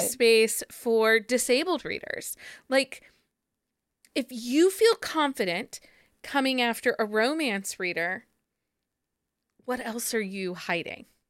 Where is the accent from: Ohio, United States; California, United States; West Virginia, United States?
Ohio, United States; Findlay; when I grew up here in Findlay, there used to be a used bookstore